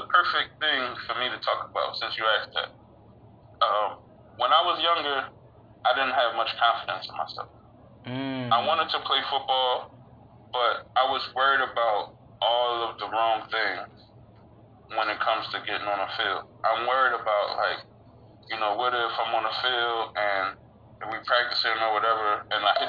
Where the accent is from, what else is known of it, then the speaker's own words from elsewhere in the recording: Philadelphia, Pennsylvania, United States; Philadelphia, Pennsylvania. I grew up with my mom and my grandma.